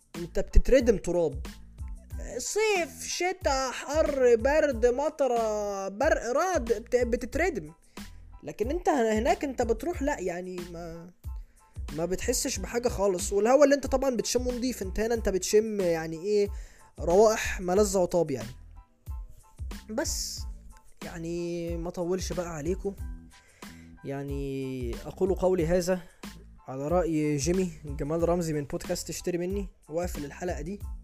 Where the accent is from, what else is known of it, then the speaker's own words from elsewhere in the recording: Egypt; عندنا في مصر